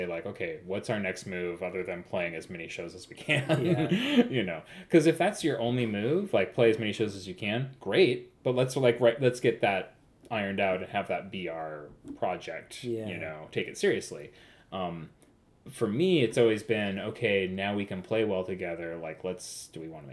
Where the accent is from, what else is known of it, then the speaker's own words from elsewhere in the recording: Cottage Grove, Oregon, United States; moved away as an adult; also born or lived in Eugene, Oregon; now in Portland, United States; I grew up in Cottage Grove